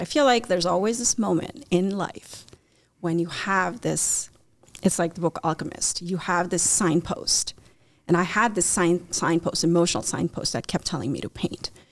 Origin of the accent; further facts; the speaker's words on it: India; also born or lived in Chicagoland area; now in Chicago, United States; I grew up in India